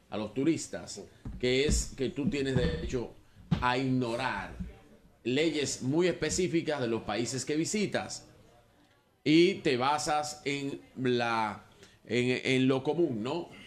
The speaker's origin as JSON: {"language": "Spanish", "country": "Dominican Republic", "said": "Señor, le pido disculpas oficial, no soy de este país ¿De dónde eres? Soy de República Dominicana"}